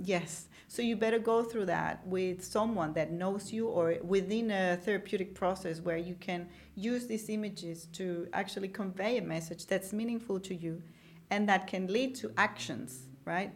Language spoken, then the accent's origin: English; Venezuela; grew up in Venezuela